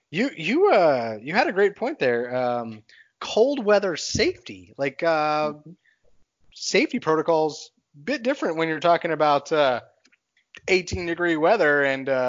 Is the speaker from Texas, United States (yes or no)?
yes; Texas, United States; I'm a nomad, but I'm a Texan by by heart. I grew up in Texas.